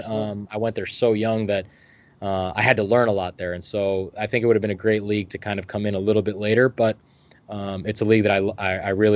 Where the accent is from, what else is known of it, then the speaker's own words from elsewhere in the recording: United States; moved away as an adult; also born or lived in Denmark / Germany; being an American, being from the U.S.